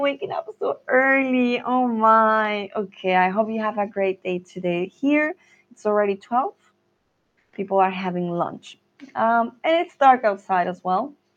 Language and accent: Spanish; Bogotá, Colombia; Yo soy de Colombia, de Bogotá